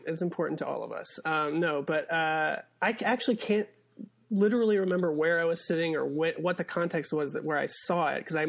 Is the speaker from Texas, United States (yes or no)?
no; Monroe, Michigan, United States; Do the Right Thing did not play in my hometown of Monroe, Michigan.